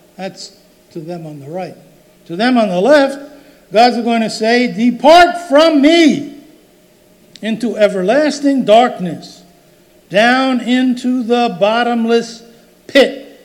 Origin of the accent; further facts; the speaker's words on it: Roselle, New Jersey, United States; when I was growing up in Roselle